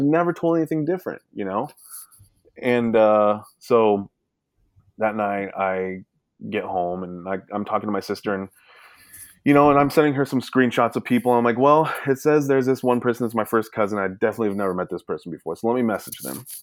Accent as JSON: {"language": "English", "region": "Alaska", "country": "United States", "tie": "born or raised there", "also_born_or_lived": "Sacramento, California", "said": "I grew up in Alaska"}